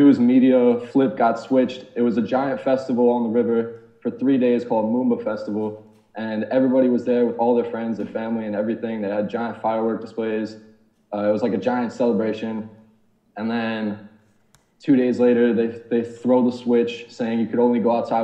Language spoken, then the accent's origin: English; New York, United States; accent: American; moved away as an adult; also born or lived in Melbourne, Australia; now in Australia; I'm from New York. I moved to Australia in December, just on the working holiday visa with my girlfriend